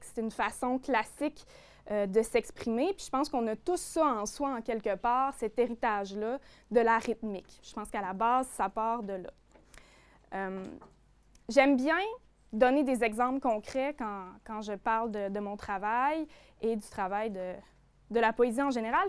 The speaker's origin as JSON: {"language": "French", "area": "Côte-Nord", "region": "Quebec", "country": "Canada", "tie": "born or raised there", "accent": "notre accent d'ici", "said": "je viens d'ici, euh, évidemment, mes références, ce dont j'ai envie de parler, ben, c'est mon territoire, c'est la côte nord, c'est mes souvenirs d'enfance que j'ai vécu"}